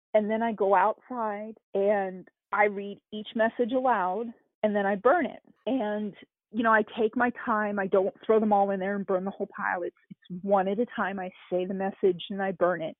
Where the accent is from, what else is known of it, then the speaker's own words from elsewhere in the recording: East Coast, United States; moved away as an adult; also born or lived in Arizona; now in Kentucky, United States; growing up on the East Coast